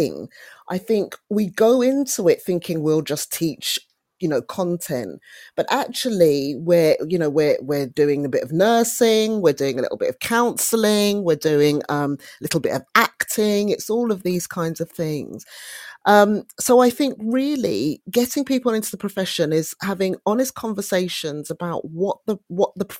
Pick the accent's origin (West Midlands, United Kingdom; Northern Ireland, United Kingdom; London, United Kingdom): London, United Kingdom; I grew up in Brixton in South London